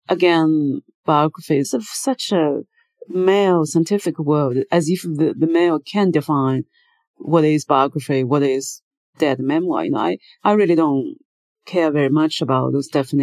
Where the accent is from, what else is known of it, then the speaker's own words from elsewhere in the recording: China; moved away as an adult; also born or lived in United Kingdom / New York, United States; Since I left China, I was 30 years old